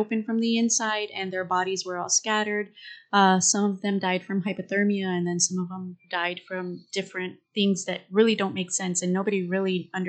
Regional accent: Texas, United States; accent: Texan; my Texan ass accent.

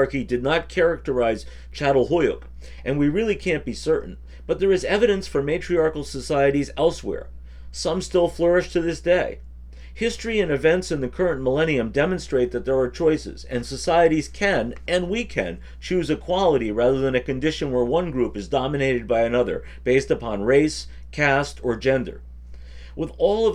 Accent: United States; As an American

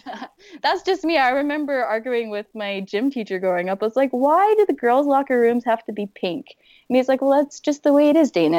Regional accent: Fort McMurray, Alberta, Canada; moved away; someone that's been born and raised in Fort McMurray

